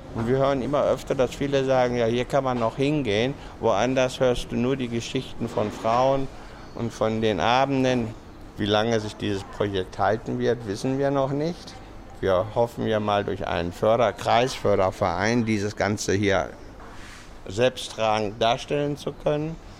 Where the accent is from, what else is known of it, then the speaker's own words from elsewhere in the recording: Germany; now in Pattaya, Thailand; als Europäer, als Deutsche